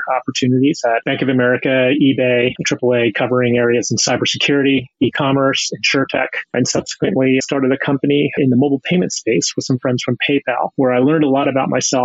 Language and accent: English; Pennsylvania, United States; moved away as an adult; also born or lived in Boston; I grew up in Pennsylvania, child of two physicists